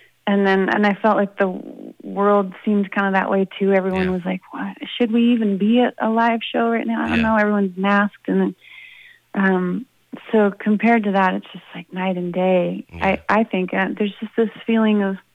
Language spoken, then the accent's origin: English; Idaho, United States; also born or lived in Boston; now in Boise, United States; I'm from Idaho originally